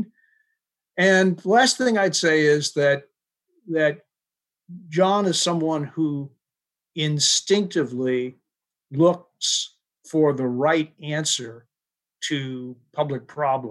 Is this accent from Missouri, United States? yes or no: no; Maryland, United States; my home state of Maryland